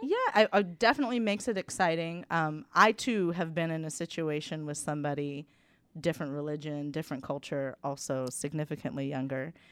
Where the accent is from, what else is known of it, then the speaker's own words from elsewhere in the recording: United States; moved away as an adult; being American